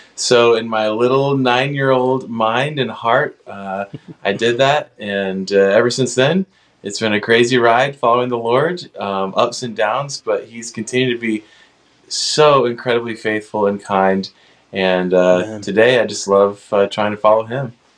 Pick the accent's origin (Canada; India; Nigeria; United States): United States; Cincinnati, Ohio; I grew up in the Cincinnati area mostly